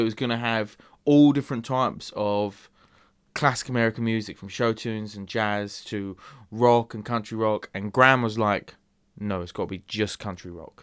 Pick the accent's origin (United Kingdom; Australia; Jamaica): United Kingdom; England; As an Englishman